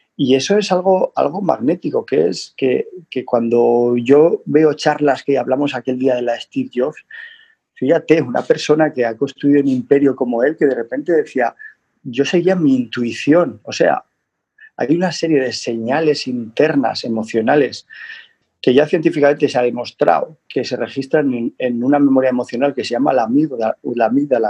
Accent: the Pyrenees, Spain; yo soy del Pirineo

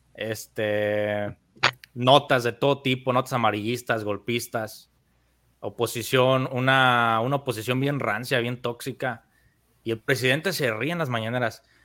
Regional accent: Mexico; el, pueblito de donde yo soy en México. Es un pueblo pequeño con 5 mil habitantes

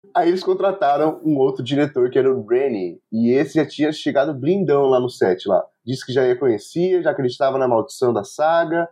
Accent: São José dos Campos, São Paulo, Brazil; o próprio CTA, que a gente cresceu, lá em São José dos Campos, São Paulo

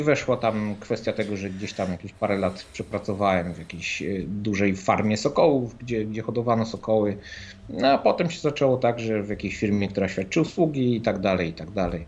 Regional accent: Gdańsk, Pomeranian Voivodeship, Poland; ja pochodzę z Gdańska, więc, ym, gdzieś tam na północy

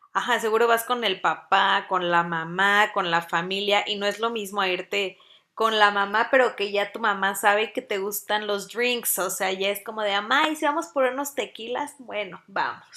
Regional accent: Mexico City, Mexico; now in Puebla, Mexico; yo soy también de Ciudad de México, pero vivo en Puebla

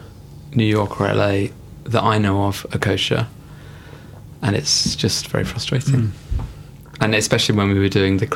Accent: Reading, South East England, United Kingdom; also born or lived in Peterborough; Born in Peterborough and raised in Reading

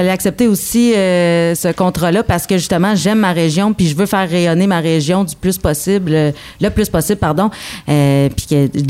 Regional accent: Quebec, Canada; accent: Abitibi; étant donné que j'ai une couleur habitibienne qui se démarque euh, par mon franc parler justement par mon accent, mais euh, ben, je ne peux pas passer à côté de ça. Puis c'était tellement, je trouvais intéressant de parler de ma région.

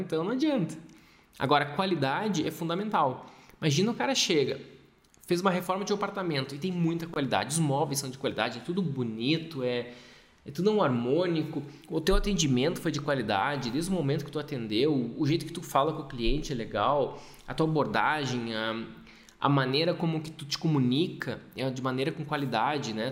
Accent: Gaúcho, Rio Grande do Sul, Brazil; Eu sou gaúcho

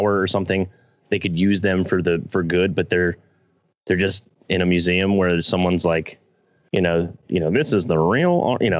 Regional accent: New Jersey, United States; I am from Jersey

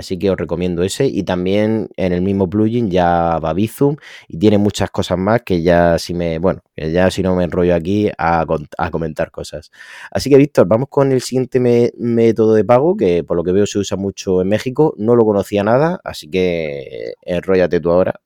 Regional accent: Spain; yo soy de España

